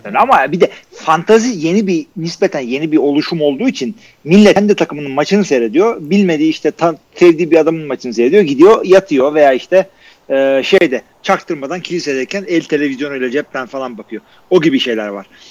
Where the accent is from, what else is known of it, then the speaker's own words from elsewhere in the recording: Turkey; Akdeniz memleketi bizimkisi gibi kanları kaynıyor.